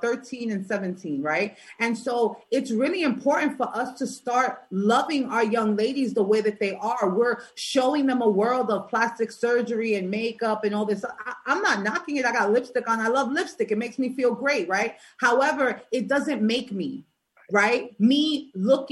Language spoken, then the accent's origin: English; New York City, New York, United States; I'm from New York, right? I'm from Brooklyn